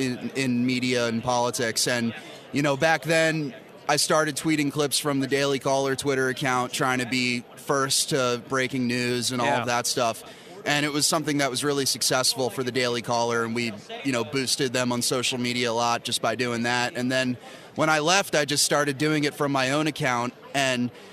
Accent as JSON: {"language": "English", "area": "Bucks County", "region": "Pennsylvania", "country": "United States", "tie": "born or raised there", "also_born_or_lived": "Northeast Philadelphia", "said": "I was born in Northeast and grew up in Bucks County, just outside the city"}